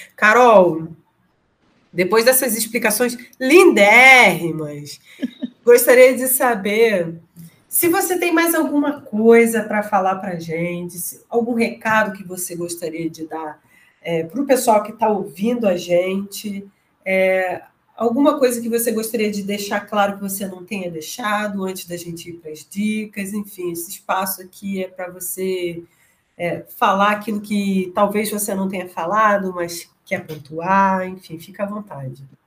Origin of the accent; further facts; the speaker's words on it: Nova Iguaçu, Rio de Janeiro, Brazil; eu sou de Nova Iguaçu